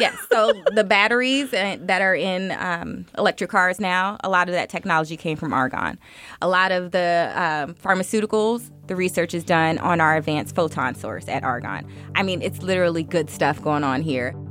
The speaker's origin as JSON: {"language": "English", "town": "Miami", "region": "Florida", "country": "United States", "tie": "born or raised there", "moved": "yes", "lives_now": "Chicago, United States", "said": "I was born and raised in Miami, Florida. I live in Chicago, Illinois now"}